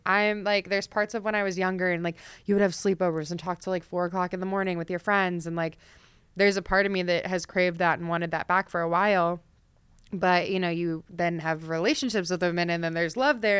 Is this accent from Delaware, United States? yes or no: yes; Delaware, United States; I grew up in Delaware. I'm like an East Coast girl.